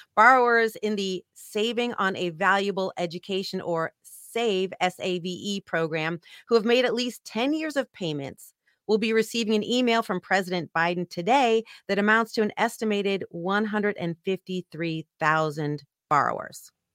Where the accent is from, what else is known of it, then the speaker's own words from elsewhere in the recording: San Francisco, California, United States; now in Arizona, United States; I grew up in San Francisco